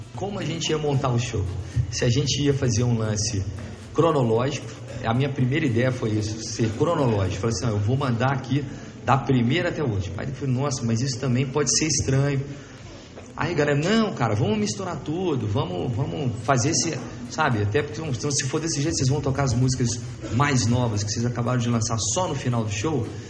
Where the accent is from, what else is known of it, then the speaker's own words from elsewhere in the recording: Belo Horizonte, Minas Gerais, Brazil; nós somos lá de Belo Horizonte